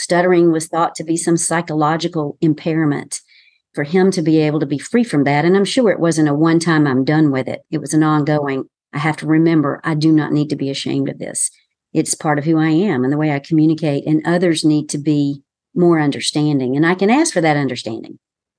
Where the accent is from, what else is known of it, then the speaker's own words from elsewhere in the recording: the South, United States; accent: Southern; I, too, have worked on my accent and still sound like I'm from the South, and I can be much more relaxed, as you know, and sound much more Southern